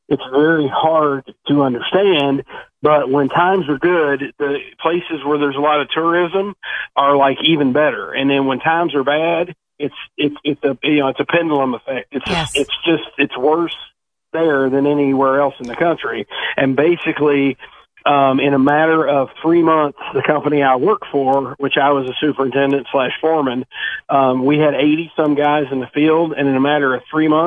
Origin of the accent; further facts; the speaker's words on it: Eastern Kentucky, United States; moved away as an adult; now in Fort Myers, United States; I'm from Eastern Kentucky, and where I'm from, if you can't do a lot of different things, then you don't eat